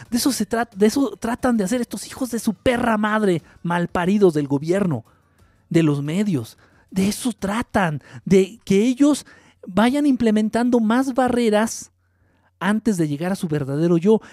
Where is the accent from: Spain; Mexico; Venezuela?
Mexico; somos como mexicanos